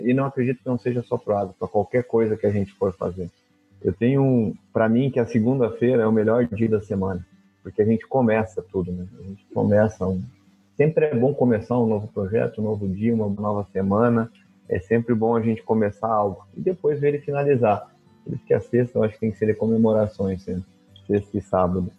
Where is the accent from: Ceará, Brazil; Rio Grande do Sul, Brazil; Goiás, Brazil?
Rio Grande do Sul, Brazil; Rio Grande do Sul coast, Brazil; moved away as an adult; also born or lived in Mato Grosso; Eu sou do Rio Grande do Sul, litoral do Rio Grande do Sul